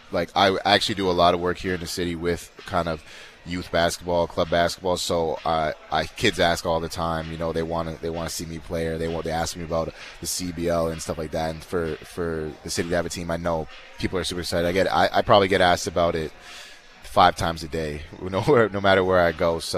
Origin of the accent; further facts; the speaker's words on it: Canada; But um, yeah, man, being a being a Canadian is great.